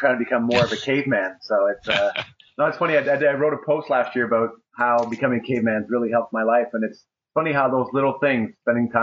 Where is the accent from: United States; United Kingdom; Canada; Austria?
Canada; I'm from Canada.